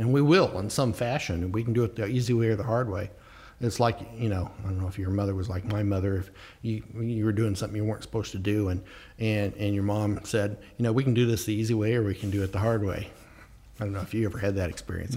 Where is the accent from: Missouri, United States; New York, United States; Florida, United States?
Missouri, United States; the Ozarks; now in Fairfield County, Connecticut, United States; I grew up down in the Ozarks